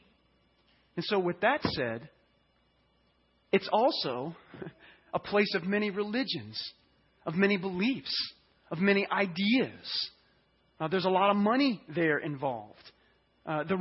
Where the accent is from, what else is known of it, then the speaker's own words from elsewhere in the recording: Louisiana, United States; I'm from Louisiana, and so I want to use a term. It's called lanyap